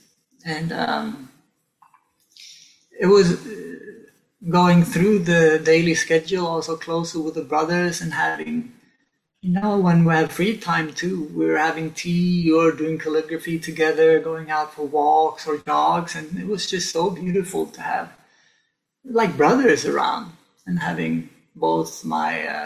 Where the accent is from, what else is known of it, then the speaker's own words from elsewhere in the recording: Stockholm, Stockholm County, Sweden; moved away as an adult; also born or lived in Sainte-Foy-la-Grande, France; now in France; I grew up in Stockholm, our capital